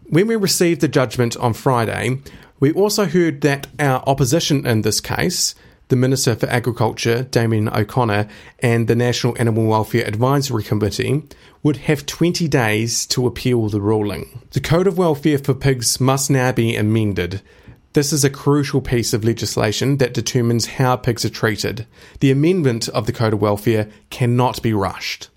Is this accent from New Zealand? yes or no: yes; Timaru, Canterbury, New Zealand; I grew up in Timaru